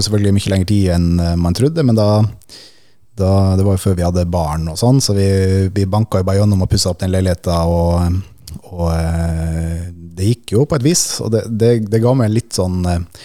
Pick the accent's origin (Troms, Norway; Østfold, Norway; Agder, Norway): Troms, Norway; Finnsnes; moved away; hjemme på Finnsnes